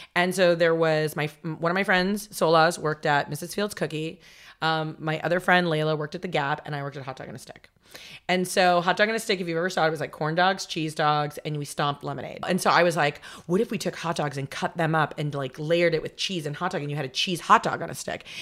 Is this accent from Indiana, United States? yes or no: no; Los Angeles, California, United States; also born or lived in Long Island, New York / Las Vegas, Nevada; from New York we moved here when I was 11 and then so technically I grew up my formidable like teenage years were in Los Angeles